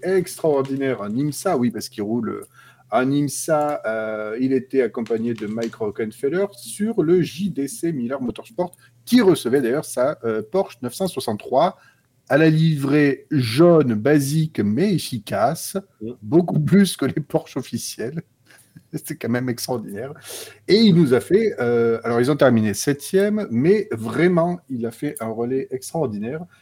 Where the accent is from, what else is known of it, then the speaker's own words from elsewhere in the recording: the South, southern France, France; je suis sudiste